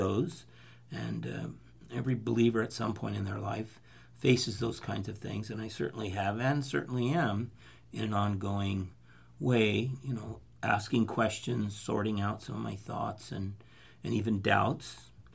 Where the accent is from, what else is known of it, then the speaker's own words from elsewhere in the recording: Fresno, California, United States; moved away as an adult; also born or lived in Turlock / Los Angeles / Santa Cruz; I grew up right here in Fresno